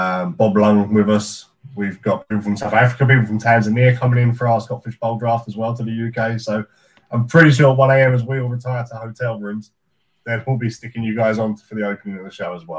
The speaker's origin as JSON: {"language": "English", "country": "Canada", "said": "I'm from Canada."}